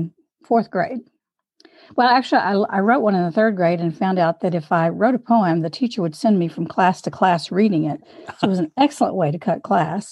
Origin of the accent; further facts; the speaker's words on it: Louisiana, United States; also born or lived in Minnesota; I was raised in Louisiana